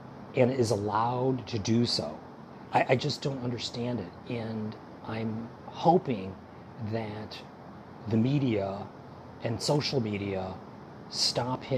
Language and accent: English; United States; As an American